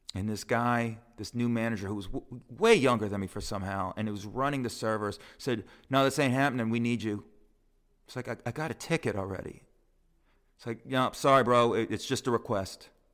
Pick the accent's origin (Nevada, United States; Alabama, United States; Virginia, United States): Nevada, United States; Las Vegas; moved away as an adult; now in New York, United States; my hometown of Vegas